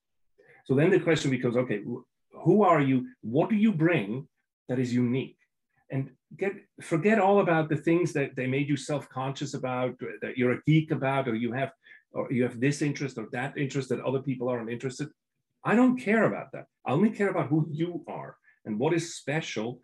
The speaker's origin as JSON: {"language": "English", "country": "Switzerland", "moved": "yes", "said": "I'm from Switzerland, I'm European"}